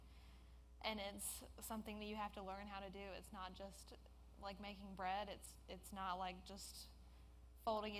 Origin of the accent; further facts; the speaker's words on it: Jackson, Mississippi, United States; I was born and raised in Jackson